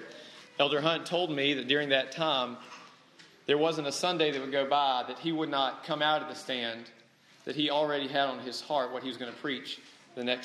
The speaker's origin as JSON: {"language": "English", "area": "the Bible Belt", "region": "the South", "country": "United States", "tie": "born or raised there", "also_born_or_lived": "Maryland", "moved": "as an adult", "lives_now": "Alabama, United States", "said": "after being raised in the Bible Belt, after living here 10 years, and then after getting to go back south"}